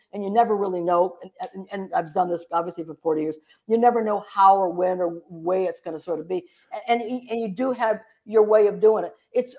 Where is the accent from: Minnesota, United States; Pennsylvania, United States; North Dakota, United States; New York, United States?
New York, United States; Horseheads; I grew up in a place called Horseheads, New York, which is near Elmira